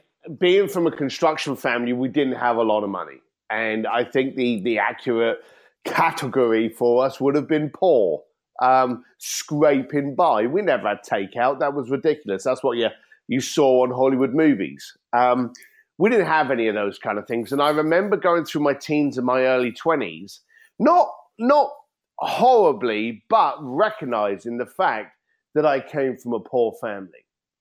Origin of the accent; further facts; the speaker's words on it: London, United Kingdom; as an Irish kid from London, we learn the gift of the gab. We learn how to talk to people. You know, the Barrow boys from East London, some of the best negotiators in the planet. And these were in my neighborhood.